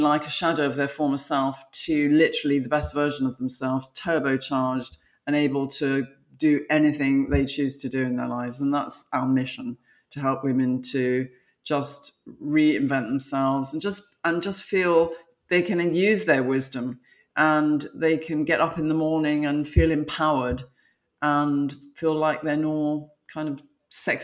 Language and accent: English; London, United Kingdom; moved away as an adult; now in United States; I'm from London, I'm now living in America.